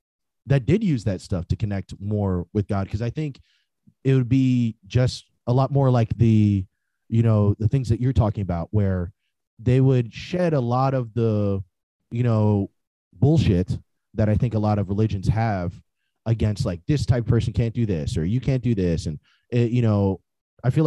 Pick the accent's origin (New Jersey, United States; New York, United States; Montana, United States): New Jersey, United States; I'm from New Jersey originally. You know, I was born and raised in Jersey